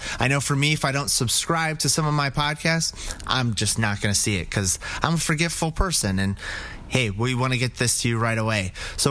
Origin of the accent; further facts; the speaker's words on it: Colorado, United States; now in Hamburg, United States; I'm from Colorado